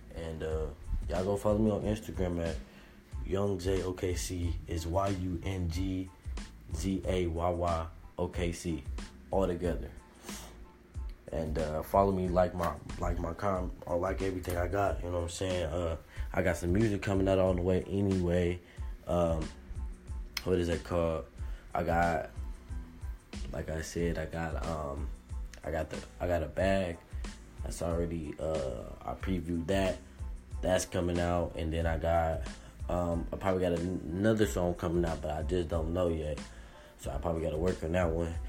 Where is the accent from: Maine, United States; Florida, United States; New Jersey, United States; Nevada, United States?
Nevada, United States; Las Vegas; I'm from Las Vegas